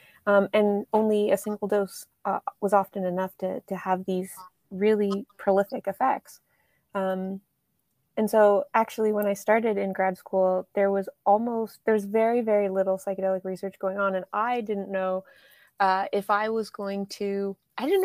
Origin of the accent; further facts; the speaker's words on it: Canada; moved away; I grew up in Canada